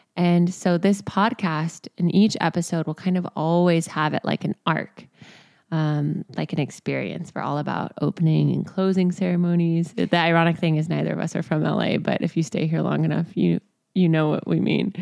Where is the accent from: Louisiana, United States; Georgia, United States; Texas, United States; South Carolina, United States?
Texas, United States; now in Venice, Los Angeles, United States; I grew up in Texas